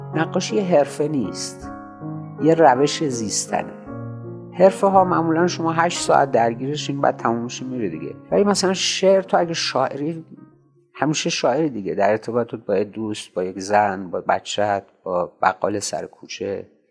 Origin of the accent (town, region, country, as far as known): Shiraz, Fars, Iran; born or raised there